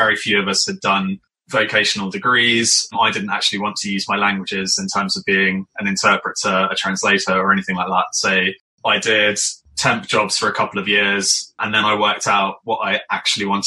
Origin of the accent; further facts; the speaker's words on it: Scotland, United Kingdom; also born or lived in London; now in Farnham, United Kingdom; I grew up in Scotland, in amazing countryside.